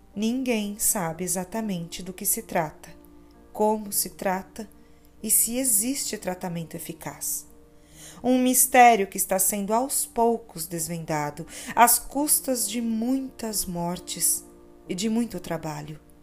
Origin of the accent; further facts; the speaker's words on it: Pará de Minas, Minas Gerais, Brazil; now in Belo Horizonte, Brazil; Pará de Minas, minha terra natal